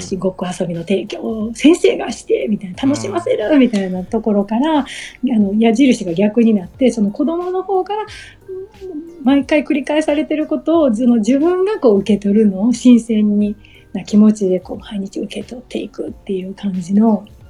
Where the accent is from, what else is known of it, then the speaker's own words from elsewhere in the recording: Minoh, Osaka, Japan; ずっと生まれ育った未納